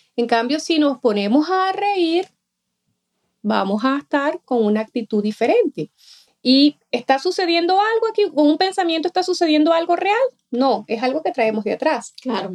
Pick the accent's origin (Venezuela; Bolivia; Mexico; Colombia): Venezuela; moved away; yo soy de Venezuela, cuando estaba en Venezuela